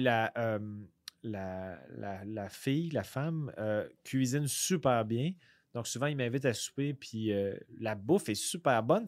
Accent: Quebec City, Quebec, Canada; moi, je viens de la région de Québec

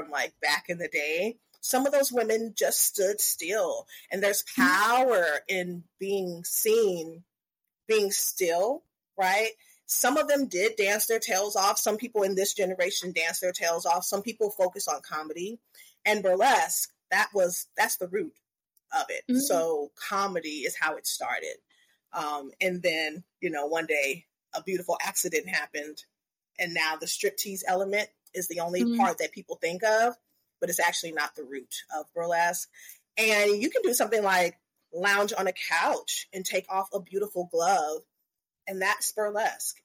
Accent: the South, United States; I'm from the South

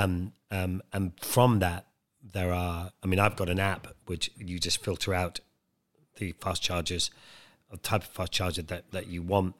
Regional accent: Wicklow Mountains, Leinster, Ireland; I grew up in Ireland, in the, up in the Wicklow Mountains, just behind Dublin

